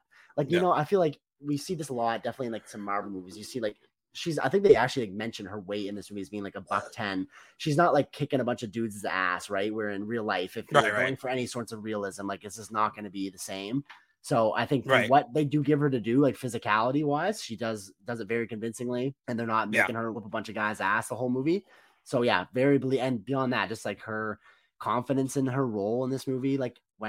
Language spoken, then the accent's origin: English; Canada; as a Canadian